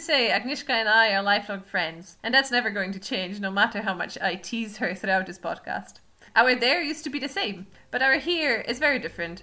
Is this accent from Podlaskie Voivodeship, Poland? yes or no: no; Wrocław, Lower Silesian Voivodeship, Poland; moved away as an adult; also born or lived in Krakow, Poland; now in Edinburgh, United Kingdom; I lived in Wrocław, in Poland, where I'm from.